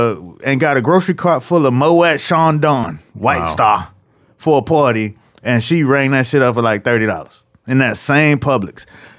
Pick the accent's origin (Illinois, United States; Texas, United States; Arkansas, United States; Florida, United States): Florida, United States; Miami; we moved from Liberty City to Carroll City, which at the time was still white